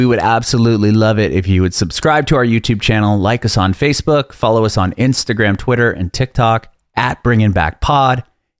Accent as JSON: {"language": "English", "town": "San Diego", "region": "California", "country": "United States", "said": "that's where I'm from. San Diego."}